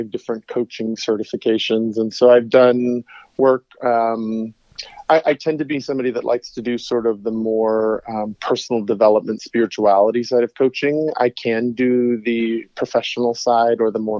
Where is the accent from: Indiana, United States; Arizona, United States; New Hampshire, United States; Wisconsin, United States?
Arizona, United States; Tucson; And my hometown.